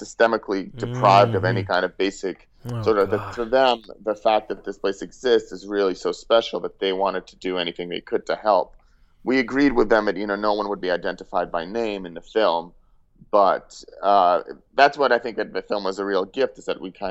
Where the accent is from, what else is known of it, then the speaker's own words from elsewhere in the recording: Russia; now in United States; I'm an immigrant. I grew up in Russia and moved here.